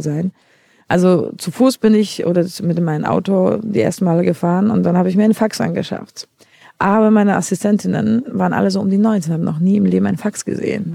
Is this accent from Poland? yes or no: yes; Poland; accent: Polish; German is a second language; now in Berlin, Germany; ich komme ja ursprünglich aus Polen